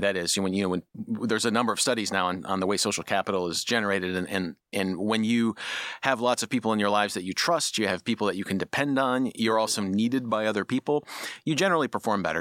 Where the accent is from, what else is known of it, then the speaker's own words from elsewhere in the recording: Midwest, United States; moved away; I'm from the Midwest